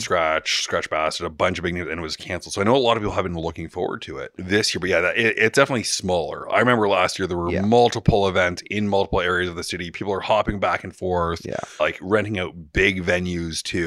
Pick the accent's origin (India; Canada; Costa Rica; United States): Canada; Toronto, Ontario; We're in Toronto, my hometown